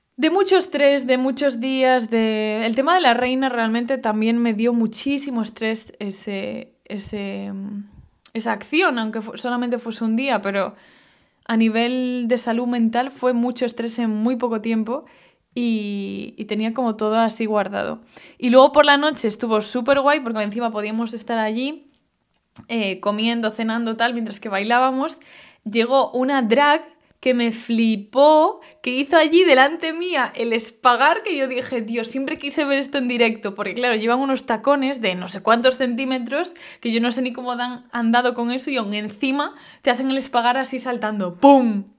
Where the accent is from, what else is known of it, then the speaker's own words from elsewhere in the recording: Galicia, Spain; yo vengo de Galicia